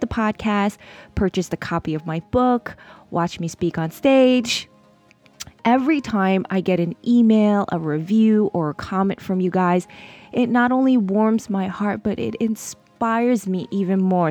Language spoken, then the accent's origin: English; New York City, New York, United States; New York City, my hometown. Yes, I am a true blue New York City girl all the way.